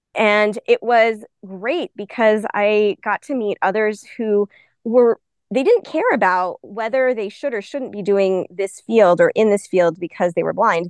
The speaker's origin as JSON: {"language": "English", "town": "Albuquerque", "region": "New Mexico", "country": "United States", "tie": "born or raised there", "said": "I'm originally from Albuquerque, New Mexico, so always once a New Mexico native, always a New Mexico native."}